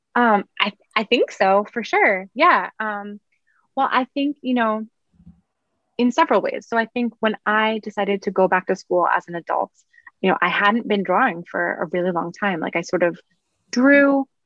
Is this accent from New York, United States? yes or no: yes; New York City, New York, United States; I grew up in Brooklyn